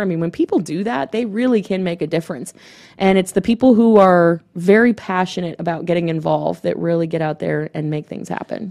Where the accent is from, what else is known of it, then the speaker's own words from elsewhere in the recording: Gainesville, Florida, United States; I'm from Gainesville